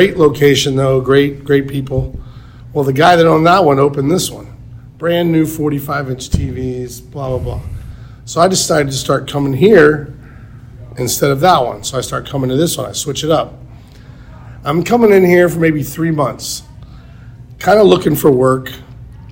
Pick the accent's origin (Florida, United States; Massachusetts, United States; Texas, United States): Florida, United States; Tampa; I'm from Tampa my whole life. Little backstory. Been here. I'm 51. I've been in Tampa since I was 47. Moved here when I was 4 years old.